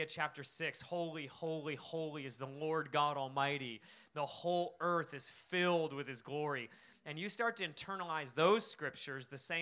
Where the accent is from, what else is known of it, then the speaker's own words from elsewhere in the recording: Alaska, United States; moved away as an adult; also born or lived in Spokane, Washington; I came from Alaska